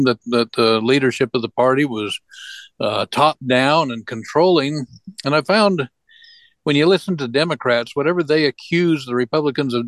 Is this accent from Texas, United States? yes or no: no; Arizona, United States; now in Wyoming, United States; I'm not a native of Wyoming. I'm a native of Arizona